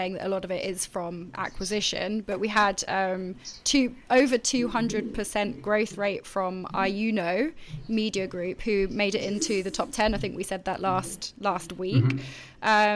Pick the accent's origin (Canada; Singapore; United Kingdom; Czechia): United Kingdom; accent: British; my British accent